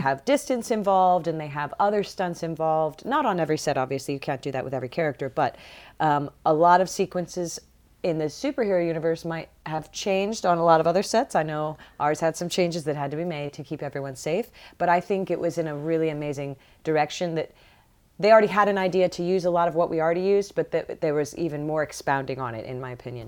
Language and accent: English; Barnhart, Missouri, United States; moved away as an adult; also born or lived in Boston, Massachusetts / Atlanta, Georgia; growing up in Missouri, growing up in Barnhart